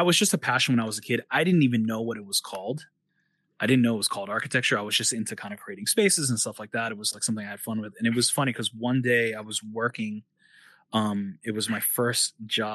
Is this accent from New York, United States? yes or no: yes; New York, United States; moved away as an adult; now in China; We're all from New York